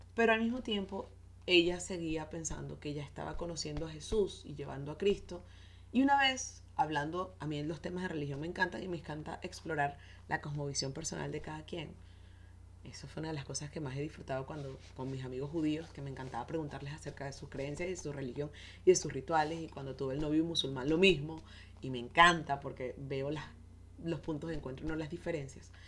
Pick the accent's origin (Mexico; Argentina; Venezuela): Venezuela; Soy venezolana